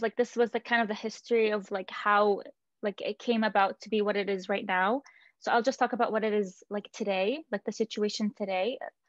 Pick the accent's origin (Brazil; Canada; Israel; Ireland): Israel; we were born and raised in Israel.